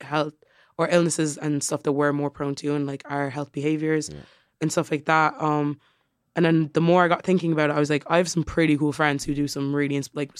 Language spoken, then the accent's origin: English; Tramore, Munster, Ireland; also born or lived in Cork; so I lived in the outskirts, so in Tremor.